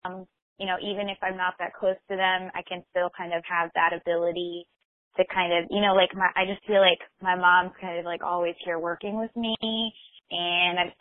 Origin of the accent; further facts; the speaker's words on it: Michigan, United States; moved away; I'm originally from Michigan.